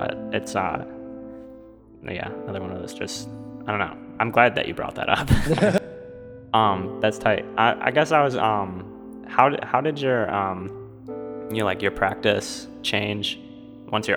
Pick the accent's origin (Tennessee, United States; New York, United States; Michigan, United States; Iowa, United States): Michigan, United States; Allen Park; I grew up in Allen Park